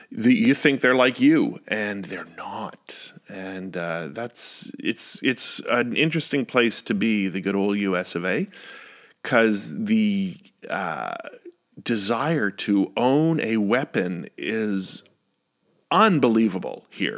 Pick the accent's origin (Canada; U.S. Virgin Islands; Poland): Canada; Ottawa, Ontario; moved away as an adult; now in Northern Virginia, United States; I love Ottawa, I love my hometown